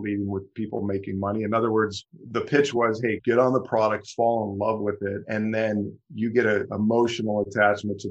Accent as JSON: {"language": "English", "region": "Ohio", "country": "United States", "tie": "born or raised there", "moved": "as an adult", "lives_now": "Michigan, United States", "said": "I'm born and raised in Ohio. Moved to Michigan about 20 years ago"}